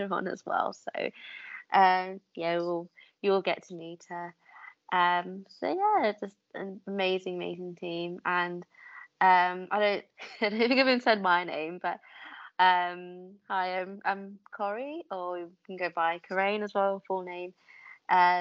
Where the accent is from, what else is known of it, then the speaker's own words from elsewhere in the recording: London, United Kingdom; also born or lived in York; as a Londoner, I ended up moving up North University, and I went to York instead